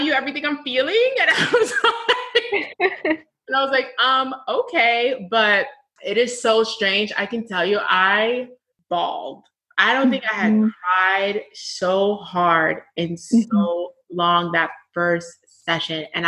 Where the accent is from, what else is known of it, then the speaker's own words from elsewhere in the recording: United States; My family is from the States. We're Black American